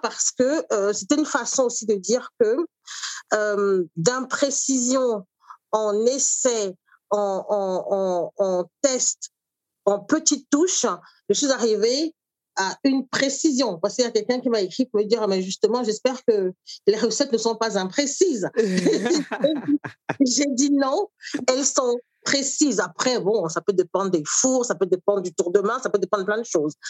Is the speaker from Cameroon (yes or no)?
yes; Douala, Littoral, Cameroon; moved away as an adult; now in France; j'ai grandi au Cameroun, suis arrivée en France euh, adulte